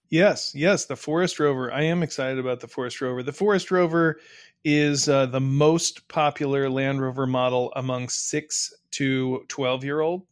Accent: United States; as an American

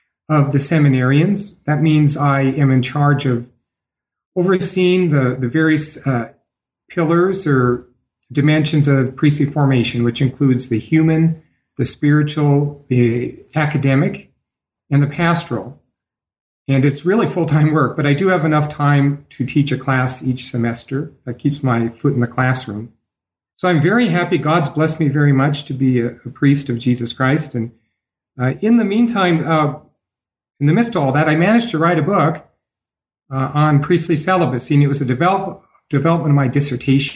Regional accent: Idaho, United States; also born or lived in Portugal / Brazil / Washington, D.C.; now in Denver, United States; I was born in Idaho, the gem state.

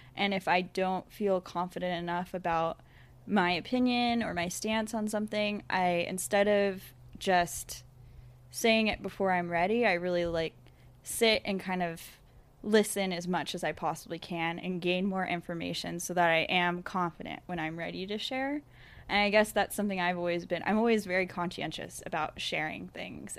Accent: United States; growing up in America

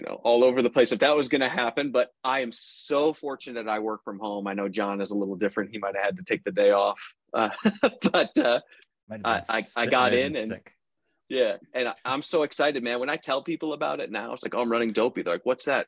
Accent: Chicago, Illinois, United States; moved away as an adult; now in Las Vegas, United States; I relocated 6 months prior from where I'm born and raised in Chicago to where I live now in Las Vegas

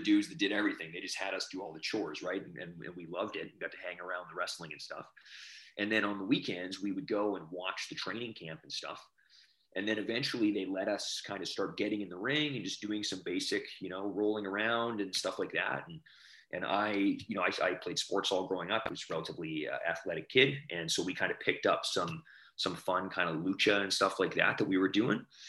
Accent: Alberta, Canada; I grew up in Alberta

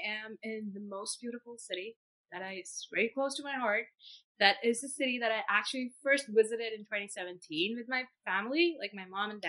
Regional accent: India; first language Hindi; English is a second language; moved away as an adult; now in Boston, United States; I am originally from India, and I am a pharmacist in India, so I completed my bachelor's in pharmacy in India. I am 26 years old, and I moved to Boston in 2020 September amidst the COVID situation.

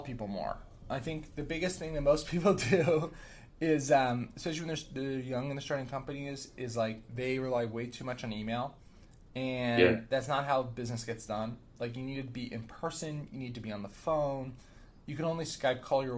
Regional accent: New Jersey, United States; I grew up in New Jersey

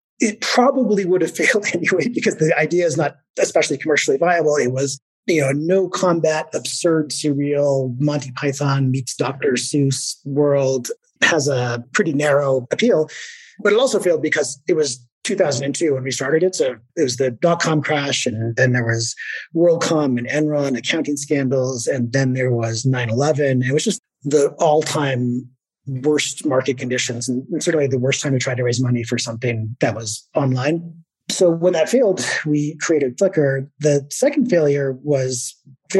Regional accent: Victoria, British Columbia, Canada; I was living in my hometown, Victoria, British Columbia.

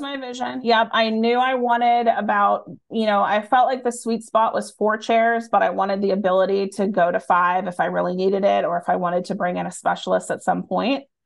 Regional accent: Erie, Pennsylvania, United States; moved away; also born or lived in Boston; we live right on the lake

